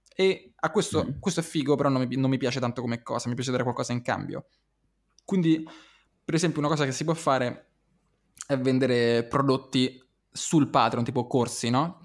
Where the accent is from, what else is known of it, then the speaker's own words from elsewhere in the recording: Rome, Lazio, Italy; io ero, sono romano